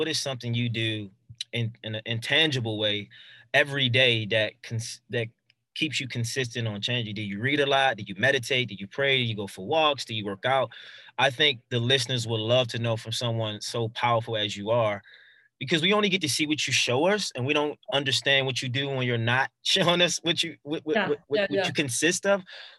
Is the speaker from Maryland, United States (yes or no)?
yes; Baltimore, Maryland, United States; accent: Baltimore; You know, I'm from Baltimore, so we have strong accents.